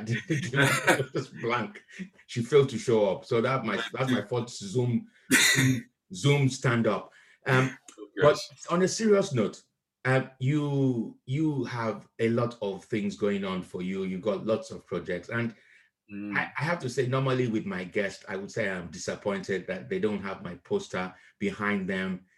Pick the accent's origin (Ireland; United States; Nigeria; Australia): Nigeria; also born or lived in Akure; now in United Kingdom; I was raised in Nigeria